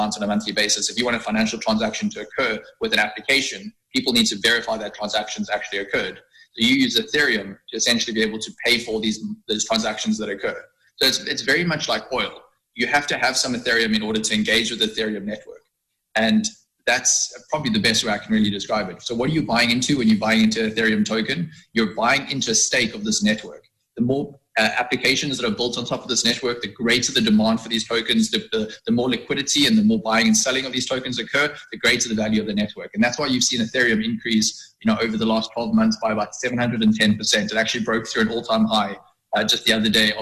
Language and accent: English; South Africa; as a South African